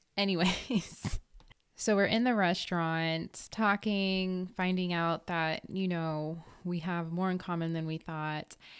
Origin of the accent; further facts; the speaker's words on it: Redondo Beach, California, United States; I'm originally from Redondo Beach, California.